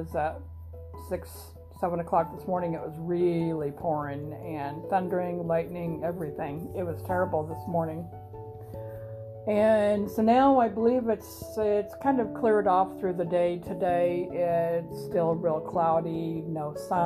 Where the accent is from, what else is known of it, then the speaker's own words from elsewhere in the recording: Grand Island, Nebraska, United States; moved away; lived in Grinnell, Nebraska, my home state, my hometown